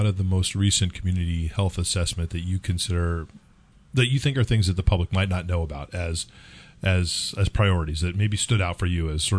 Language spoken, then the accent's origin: English; California, United States; moved away; I'm from California.